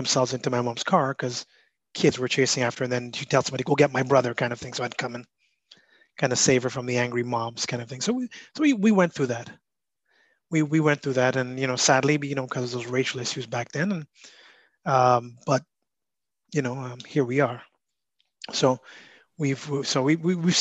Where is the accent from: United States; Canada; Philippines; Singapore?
Canada; Montreal, Quebec; we were born in Montreal. My parents were immigrants from Trinidad